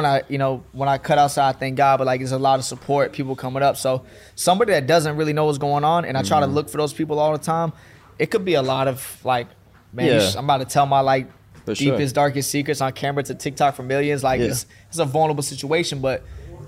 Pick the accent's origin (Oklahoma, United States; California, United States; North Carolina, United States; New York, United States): North Carolina, United States; Fayetteville; moved away as an adult; now in Atlanta, United States; Growing up in Fayetteville, North Carolina